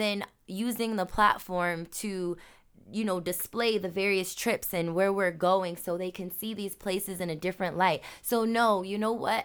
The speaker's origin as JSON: {"language": "English", "country": "United States", "said": "I may be black American"}